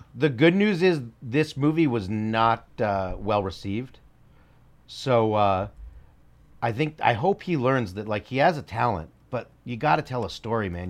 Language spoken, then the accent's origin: English; United States; I'm American first. I'm not Israeli first.